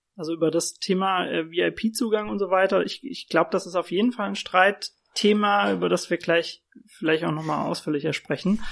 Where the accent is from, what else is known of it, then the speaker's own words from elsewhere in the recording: Worms, Rhineland-Palatinate, Germany; moved away as an adult; now in Frankfurt, Germany; ich komme ja selbst aus Worms